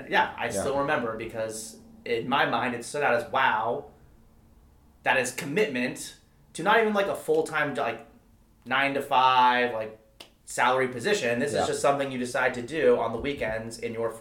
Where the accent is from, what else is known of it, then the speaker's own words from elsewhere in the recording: Calabasas, California, United States; I grew up in Calabasas